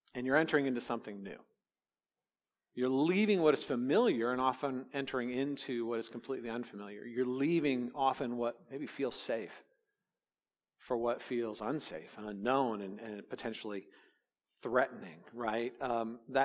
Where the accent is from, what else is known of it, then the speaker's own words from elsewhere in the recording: California, United States; Growing up in California, I was very aware of thresholds because as a kid, we did a lot of earthquake, you know, drills